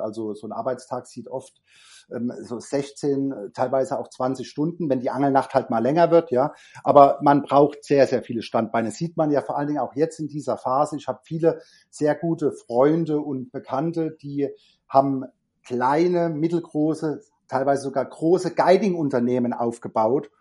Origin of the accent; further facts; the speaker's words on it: Germany; also born or lived in Frankfurt; Bei uns in Deutschland